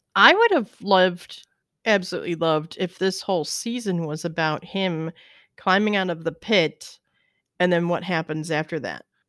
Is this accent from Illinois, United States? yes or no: yes; Illinois, United States; because I'm from Illinois and I've been there